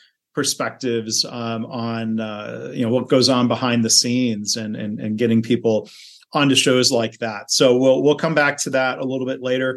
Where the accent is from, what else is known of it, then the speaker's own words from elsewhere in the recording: Midwest, United States; I'm an engineer from the Midwest